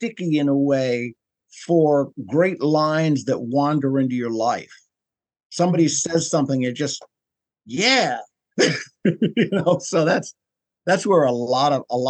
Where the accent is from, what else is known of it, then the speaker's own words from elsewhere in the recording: New York City, New York, United States; moved away; I'm from New York originally